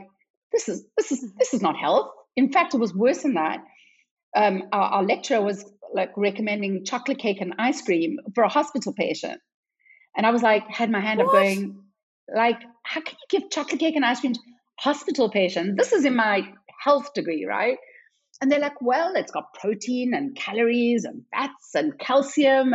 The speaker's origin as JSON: {"language": "English", "country": "South Africa", "also_born_or_lived": "London", "moved": "as an adult", "said": "because I'm South African"}